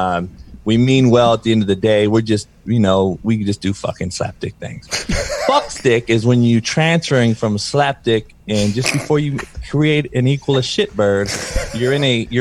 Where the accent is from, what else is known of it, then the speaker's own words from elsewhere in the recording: Compton, California, United States; growing up in Compton